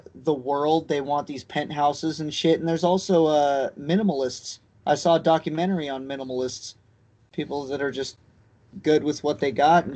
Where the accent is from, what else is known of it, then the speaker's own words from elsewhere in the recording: Las Vegas, Nevada, United States; growing up in Vegas